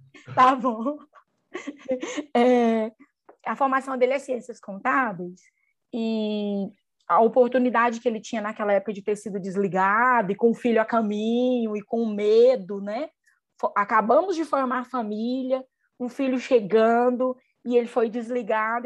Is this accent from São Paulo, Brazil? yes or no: no; Mineiros, Goiás, Brazil; moved away as an adult; now in Uberlândia, Brazil; minha cidade natal é Mineiros, no interior de Goiás